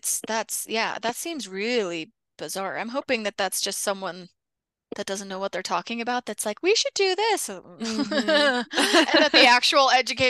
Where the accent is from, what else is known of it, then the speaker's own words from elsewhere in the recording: Orem, Utah, United States; Yeah, because I grew up in Orem, up in Utah County